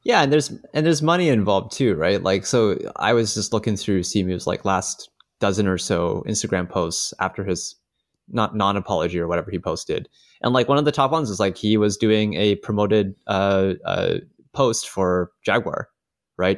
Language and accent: English; Canada; as a Canadian